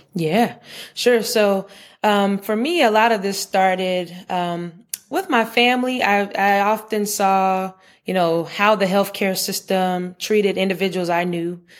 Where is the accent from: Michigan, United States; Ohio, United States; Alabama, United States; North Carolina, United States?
North Carolina, United States; Charlotte; I grew up in Charlotte